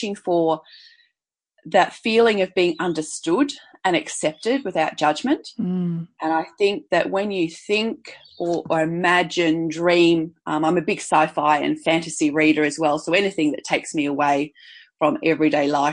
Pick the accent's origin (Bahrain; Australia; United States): Australia; Perth, Western Australia; moved away; also born or lived in Brisbane; I grew up initially in Perth on the beach